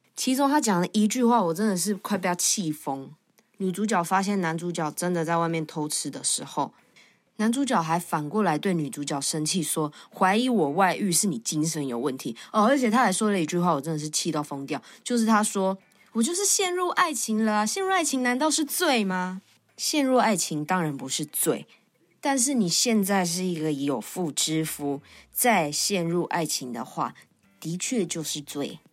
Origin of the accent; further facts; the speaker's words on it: Tamsui, New Taipei, Taiwan; 我到大班就已经搬到淡水住了